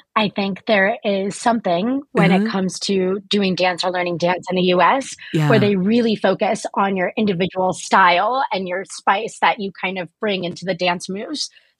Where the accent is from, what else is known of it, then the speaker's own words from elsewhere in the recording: California, United States; moved away as an adult; now in Tokyo, Japan; So I am from California originally, but I currently live in Tokyo.